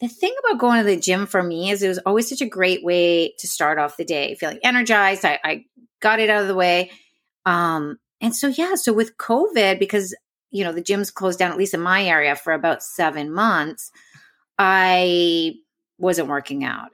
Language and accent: English; Canada; moved away; I'm Canadian.